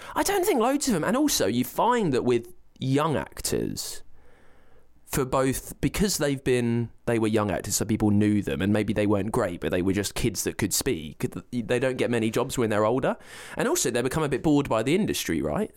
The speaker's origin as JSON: {"language": "English", "area": "Berkshire", "region": "South East England", "country": "United Kingdom", "said": "I'm from Berkshire"}